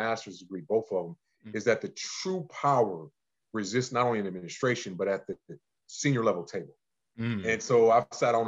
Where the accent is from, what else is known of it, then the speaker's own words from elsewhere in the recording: Cleveland, Ohio, United States; I'm originally from Cleveland, Ohio, born and raised in the great state and city of Cleveland